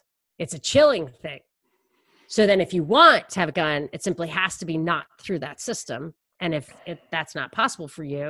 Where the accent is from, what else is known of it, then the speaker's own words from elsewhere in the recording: New York, United States; And I'm from New York.